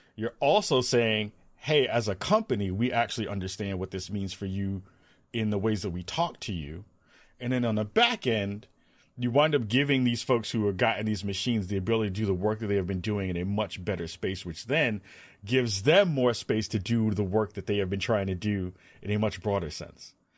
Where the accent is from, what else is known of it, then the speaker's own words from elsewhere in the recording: New York City, New York, United States; moved away; growing up in the Bronx, back home in New York